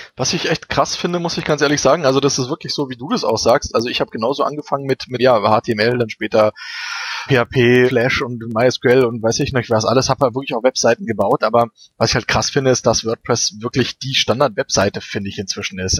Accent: Berlin, Germany; moved away as an adult; now in Munich, Germany; ich komme ja aus Berlin, also ich wohne ja auch erst seit sechs Jahren hier in München.

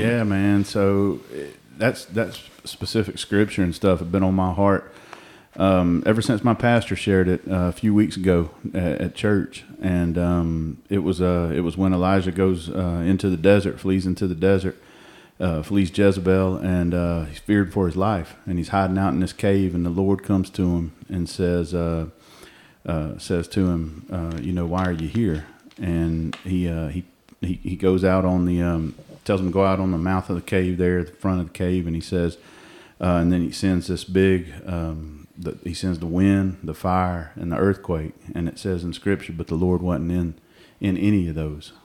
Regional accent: Cobb County, Georgia, United States; I'm a homegrown Georgia boy. I, uh, uh, I grew up over in Cobb County

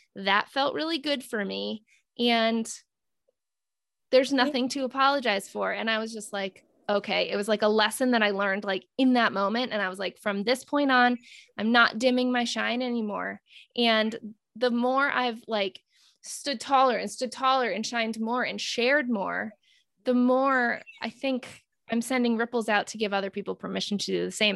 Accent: North Kingstown, Rhode Island, United States; I'm from North Kingstown

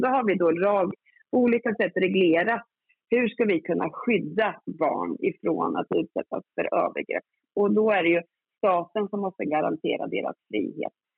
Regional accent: Norrköping, Östergötland, Sweden; jag kommer från Norrköping, så jag har ett mandat från Östergötland

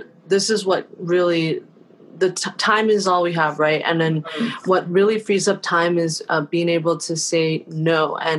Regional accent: Taiwan; born there; moved away; my parents were immigrants from Taiwan who were, and I was born in Taiwan.

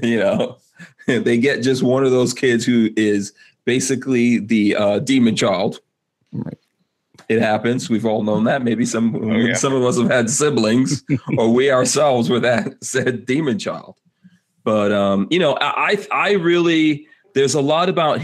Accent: New York City, New York, United States; I grew up in Far Rockaway, New York in the 80s

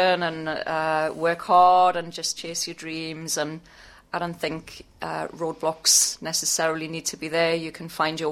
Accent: Newcastle upon Tyne, North East England, United Kingdom; moved away as an adult; also born or lived in South Africa / Scotland; now in Australia; I lived in Newcastle for all of my childhood

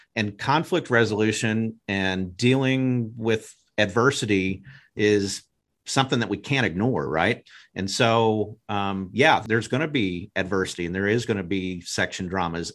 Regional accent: Broken Arrow, Oklahoma, United States; I grew up in Broken Arrow and was in the band

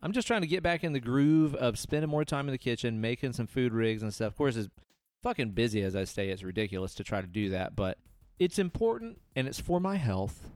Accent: Southeast, United States; growing up in the Southeast

